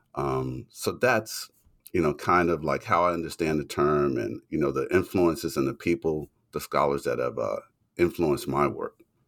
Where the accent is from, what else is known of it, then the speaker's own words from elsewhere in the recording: Louisiana, United States; in Louisiana, my home state